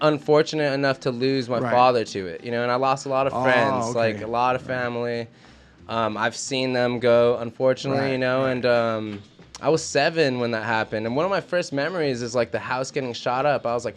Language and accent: English; Los Angeles, California, United States; I'm from El Sereno. Like, that's where I grew up.